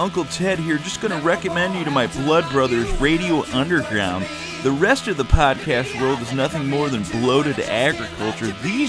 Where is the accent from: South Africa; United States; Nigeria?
United States; Michigan; They're also from Michigan, my home state.